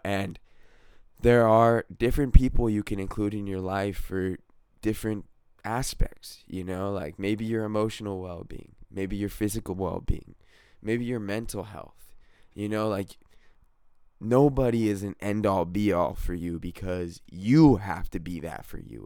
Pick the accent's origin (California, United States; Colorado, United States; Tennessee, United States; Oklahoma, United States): California, United States; I'm definitely from California, and I love it here